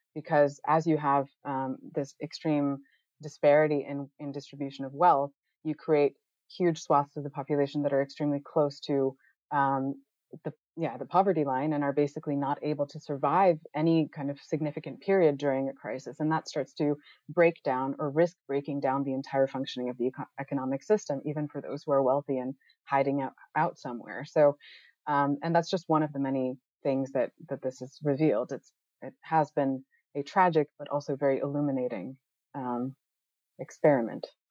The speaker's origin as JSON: {"language": "English", "country": "United States", "also_born_or_lived": "Netherlands", "moved": "as an adult", "lives_now": "Amsterdam, Netherlands", "said": "I'm I'm originally from the United States. My parents are right outside of New York City right now"}